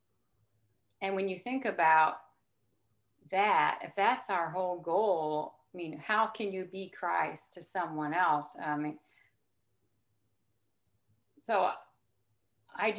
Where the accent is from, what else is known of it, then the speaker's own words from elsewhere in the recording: Missouri, United States; moved away; also born or lived in Illinois; I grew up in Missouri, but then I lived in Illinois